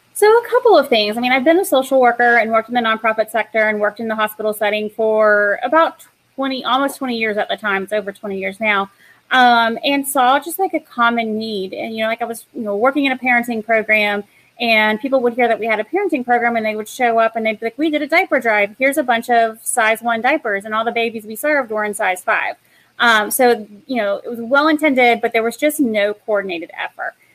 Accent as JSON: {"language": "English", "town": "Knoxville", "region": "Tennessee", "country": "United States", "tie": "born or raised there", "moved": "yes", "said": "my hometown is in Knoxville, Tennessee."}